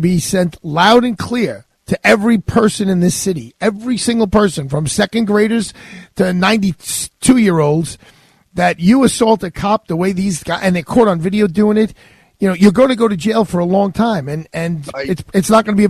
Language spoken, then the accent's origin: English; New York City, New York, United States; first and foremost, I'm a New Yorker.